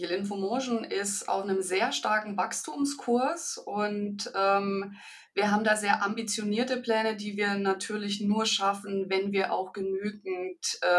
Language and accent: German; Ingolstadt, Bavaria, Germany; now in Frankfurt, Germany; ich sitze in Frankfurt, ich bin aber tatsächlich keine gebürtige Hessin, sondern ich komme aus Bayern, aus dem schönen Ingolstadt.